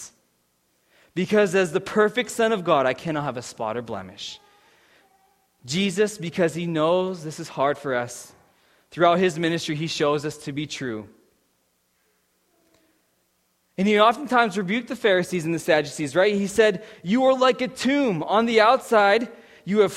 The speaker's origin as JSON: {"language": "English", "town": "Pittsburgh", "region": "Pennsylvania", "country": "United States", "moved": "as an adult", "lives_now": "Saskatchewan, Canada"}